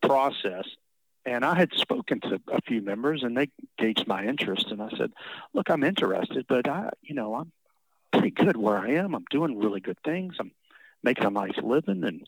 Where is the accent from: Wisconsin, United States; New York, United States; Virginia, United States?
Virginia, United States; also born or lived in Sea Island, Georgia; now in Georgia, United States; back to my home state